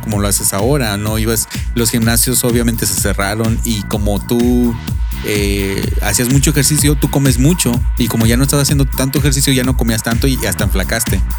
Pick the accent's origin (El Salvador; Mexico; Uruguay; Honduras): Mexico; yo como soy mexicano, eh, es muy importante eh, en mi cultura